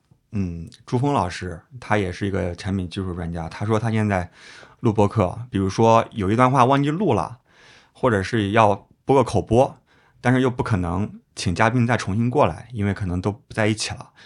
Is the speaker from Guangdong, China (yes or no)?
no; Xuzhou, Jiangsu, China; also born or lived in Qidong; 我是徐州人，然后我初中在启东，也算是南通。